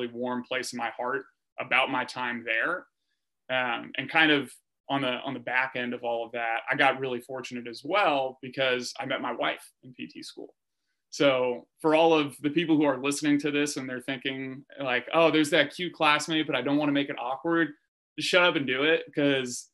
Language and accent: English; Northern California, United States; I'm from Northern California